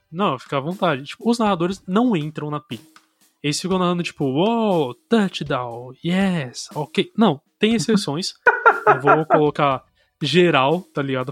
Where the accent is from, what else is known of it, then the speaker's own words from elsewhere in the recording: Brazil; a gente como brasileiro